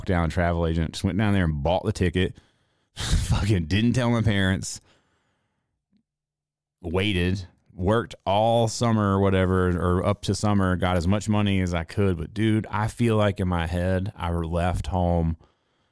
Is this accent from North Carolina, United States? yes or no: yes; Reidsville, North Carolina, United States; moved away; my hometown, Reidsville, North Carolina